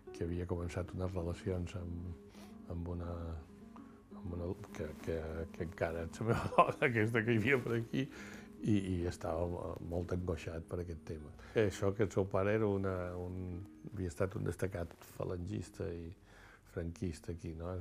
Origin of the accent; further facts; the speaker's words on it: Mallorca, Balearic Islands, Spain; jo, de Mallorca